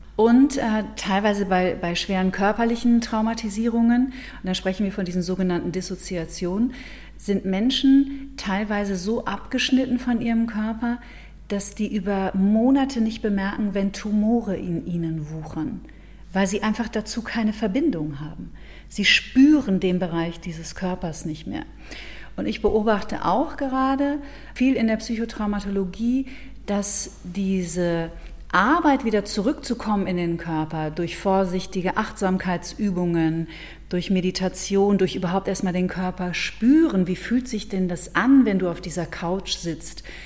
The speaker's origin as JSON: {"language": "German", "area": "Ruhr area", "region": "North Rhine-Westphalia", "country": "Germany", "moved": "yes", "lives_now": "Munich, Germany", "said": "ich komme ja, lebe ja in München, bin ursprünglich aus dem Ruhrgebiet"}